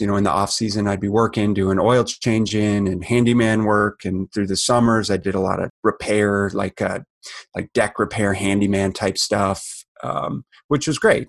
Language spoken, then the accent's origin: English; Minneapolis, Minnesota, United States; I grew up in Minneapolis, Minnesota, and heart of the Midwest